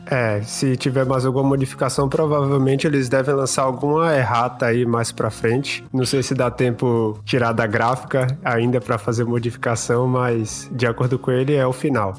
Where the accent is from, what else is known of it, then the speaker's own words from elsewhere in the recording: Salvador, Bahia, Brazil; now in St. John's, Canada; Nesse momento eu estou aqui no Canadá, na cidade de St. John's, mas eu sou originalmente de Salvador